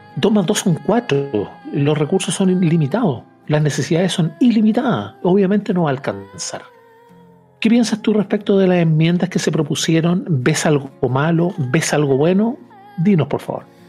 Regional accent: Chile

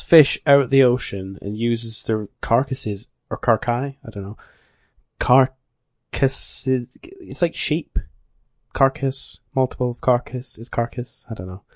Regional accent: Scotland, United Kingdom; I'm from the land of Scott

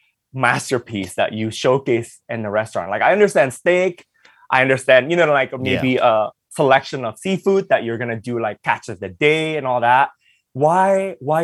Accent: Los Angeles, California, United States; English is a second language; also born or lived in Indonesia; I was growing up in the East LA neighborhood

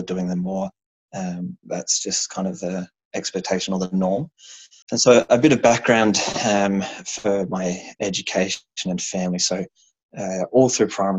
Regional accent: Australia; also born or lived in Japan; I think as an Australian in America

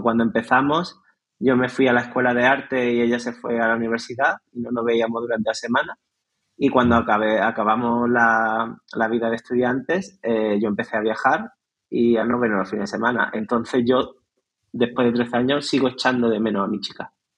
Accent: Nerja, Andalusia, Spain; en mi pueblo, en Nerja

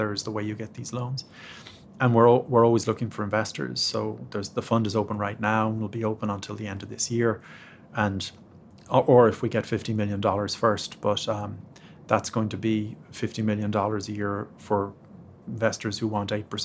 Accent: Ireland; moved away as an adult; now in United States; being Irish

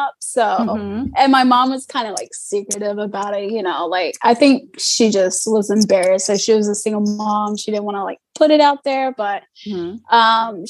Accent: Snow Camp, North Carolina, United States; moved away as an adult; also born or lived in Okinawa, Japan / Chicago area, Illinois; now in California, United States; I am from North Carolina. So I'm from a little small town called Snow Camp. It's in between Chapel Hill and Greensboro, just country, cows, you name it

